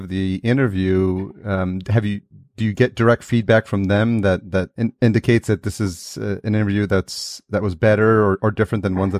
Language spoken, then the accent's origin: English; Yonkers, New York, United States; Because I grew up in Yonkers.